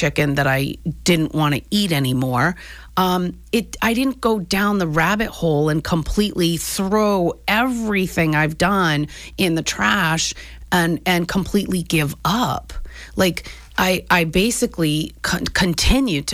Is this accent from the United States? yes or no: yes; New England, United States; I grew up in New England.